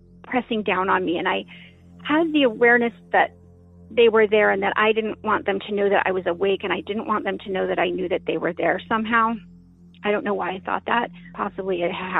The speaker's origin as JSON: {"language": "English", "region": "Utah", "country": "United States", "tie": "born or raised there", "moved": "yes", "lives_now": "Pacific Northwest, United States", "said": "I grew up in Utah. I now live in the Pacific Northwest"}